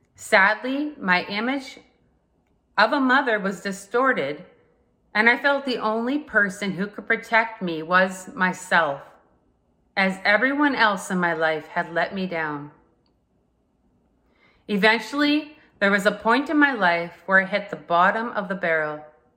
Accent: Saskatchewan, Canada; I am from Saskatchewan, Canada.

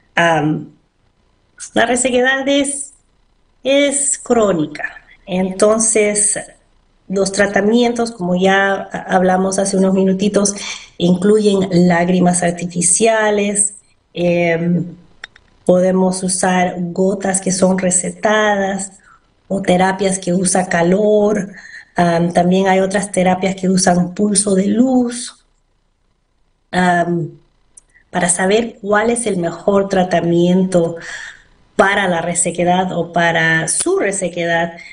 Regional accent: Bethesda, Maryland, United States; also born or lived in Peru / Pennsylvania; Yo me crié ah, en Bethesda, fui a la Universidad de Maryland

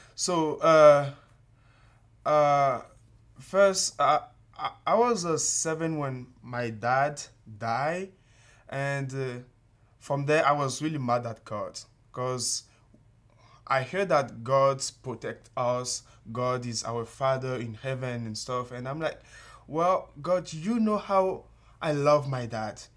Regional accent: Benin; moved away as an adult; also born or lived in Togo; now in United States; I'm from Benin. It's, uh, a tiny country, uh, located in West Africa. It's close to Nigeria 'cause my, my country is really small. So, yeah, uh, I grew up there

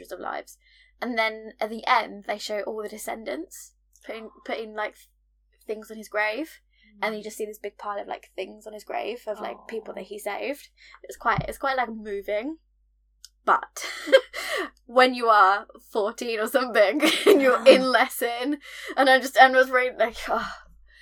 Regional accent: United Kingdom; I'm the only Brit

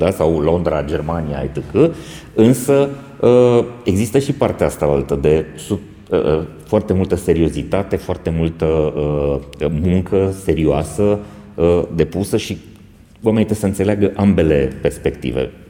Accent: Romania; Bun, deci nu ar trebui să avem complexe ca români și uh, cel puțin în sectorul ăsta.

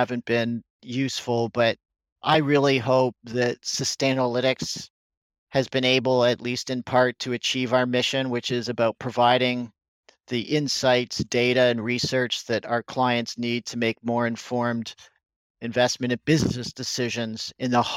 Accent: Canada; I'm a Canadian

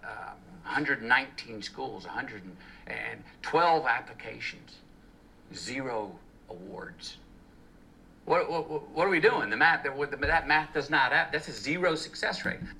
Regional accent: Uvalde, Texas, United States; the Robb Elementary School tragedy in my hometown, of Uvalde, Texas.

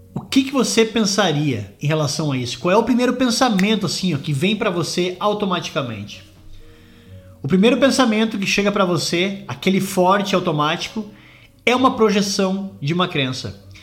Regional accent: Brazil; moved away as an adult; also born or lived in London, United Kingdom; now in Scotland, United Kingdom; eu saí do Brasil em 2004, vim morar na Inglaterra, morei em Londres por 11 anos, hoje eu moro na Escócia

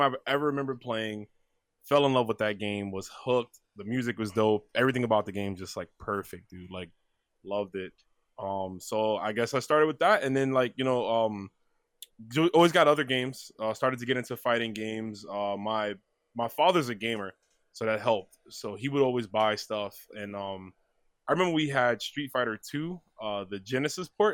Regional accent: New York City, New York, United States; I was born in New York, uh, Brooklyn specifically

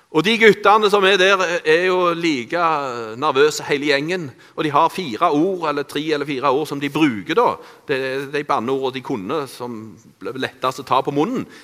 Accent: Randaberg, Rogaland, Norway; Jeg er oppvokst på Bø på Randaberg. Eh, jeg eh, i en kristen familie.

